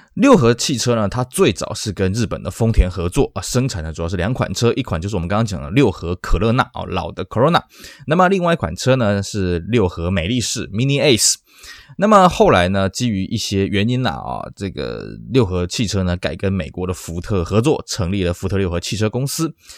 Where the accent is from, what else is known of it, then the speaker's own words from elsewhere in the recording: Taiwan; 尤其当时我们台湾人就觉得说，哎，车子要个屁股才看起来比较安全嘛